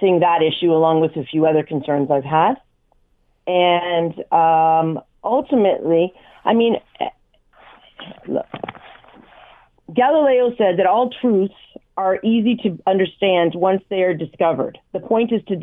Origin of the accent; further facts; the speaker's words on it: Hamilton, Ontario, Canada; because it is my hometown